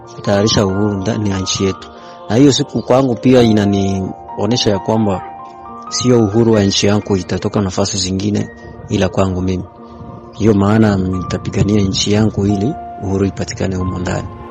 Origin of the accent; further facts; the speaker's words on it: DR Congo; nikiwa kama Mkongomani